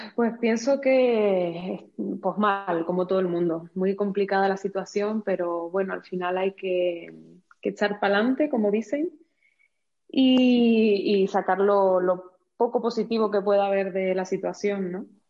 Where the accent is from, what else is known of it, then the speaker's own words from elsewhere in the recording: Canary Islands, Spain; accent: Canarian; also born or lived in Madrid / Switzerland; now in Cuenca, Spain; como podrás ver por mi acento, pues soy canaria. Nací en Canarias